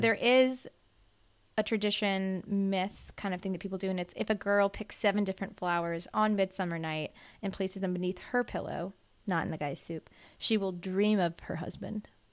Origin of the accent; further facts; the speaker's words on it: Mississippi, United States; I'm from Mississippi